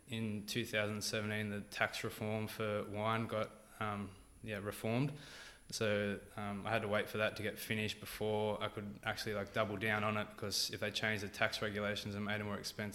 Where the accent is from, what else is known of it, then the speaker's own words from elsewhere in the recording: Port Macquarie, New South Wales, Australia; moved away as an adult; also born or lived in Wauchope, New South Wales; now in Wollongong, Australia; I grew up in Port Macquarie. I actually went to high school in a small town near there called Warhope.